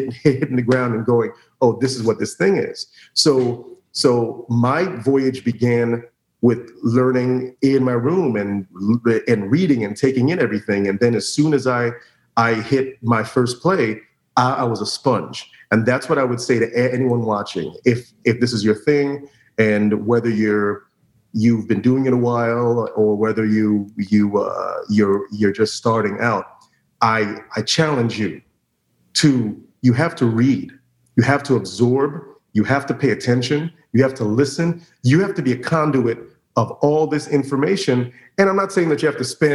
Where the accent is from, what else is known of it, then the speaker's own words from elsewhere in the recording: Orlando, Florida, United States; I was very lucky growing up in Orlando in the late 80s, early 90s is when I started acting